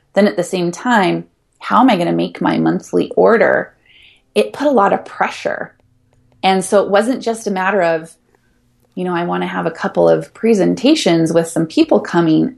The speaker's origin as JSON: {"language": "English", "town": "Ashland", "region": "Oregon", "country": "United States", "tie": "born or raised there", "also_born_or_lived": "Hawaii", "moved": "yes", "said": "my hometown of Ashland, Oregon"}